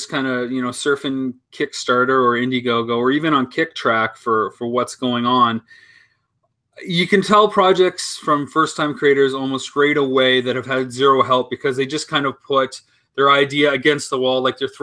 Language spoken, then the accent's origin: English; London, Ontario, Canada; moved away as an adult; also born or lived in United States; I'm from London, Ontario. I've lived abroad for the last